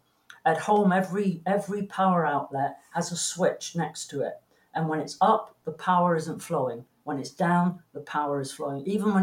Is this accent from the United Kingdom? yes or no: yes; England, United Kingdom; moved away; And it was then I realized I'm not English anymore. I forgot that when you plug anything in the UK, you have to put the switch down to turn on the power.